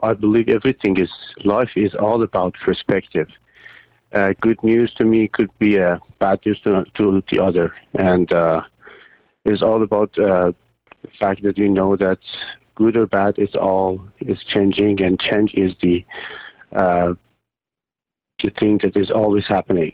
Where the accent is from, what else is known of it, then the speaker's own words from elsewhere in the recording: Iran; moved away as an adult; also born or lived in Dubai; now in Toronto, Canada; I'm from Iran. I was born and raised in Iran